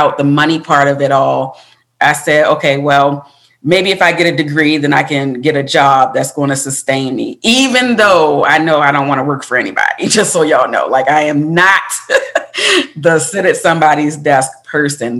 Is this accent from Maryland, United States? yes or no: yes; Baltimore, Maryland, United States; moved away; I'm from Baltimore, Maryland, originally